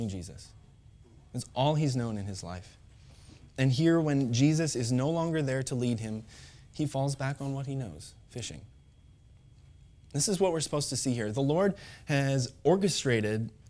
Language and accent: English; Pontiac, Illinois, United States; I grew up in Pontiac, Illinois